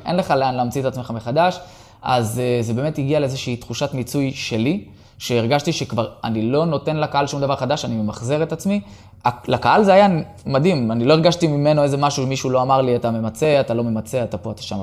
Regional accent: Kiryat Shmona, Northern District, Israel; התחלתי ילד בקריית שמונה

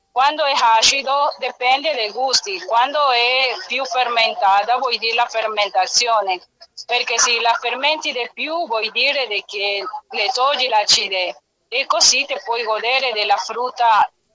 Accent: Ecuador; Italian is a second language; now in Perugia, Italy; tutte le regioni e il sapore di ogni regione del nostro paese

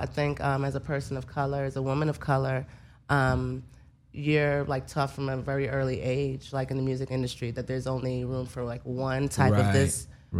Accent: New Orleans, Louisiana, United States; I'm from New Orleans.

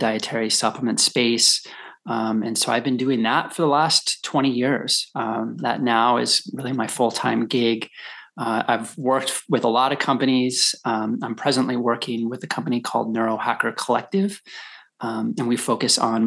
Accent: Colorado, United States; I grew up in Colorado

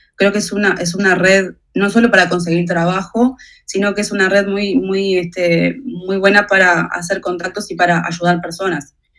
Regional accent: Uruguay; Yo nací en Uruguay

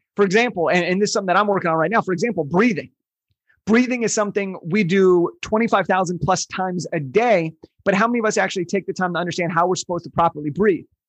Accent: Southern California, United States; I was born in Southern California

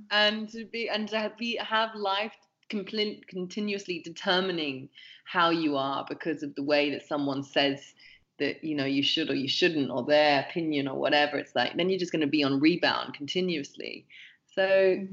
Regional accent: England, United Kingdom; growing up in England

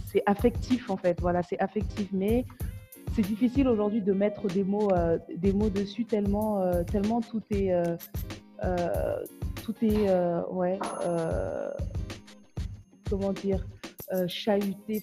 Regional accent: France; moved away as an adult; also born or lived in Kayes, Mali; now in Mali; on est français d'origine malienne, on est franco-malien

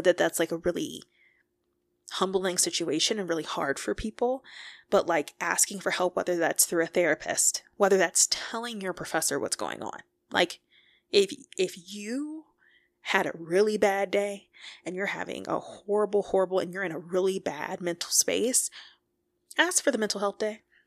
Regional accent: Detroit, Michigan, United States; moved away as an adult; also born or lived in Boulder, Colorado; I am from Detroit, Michigan

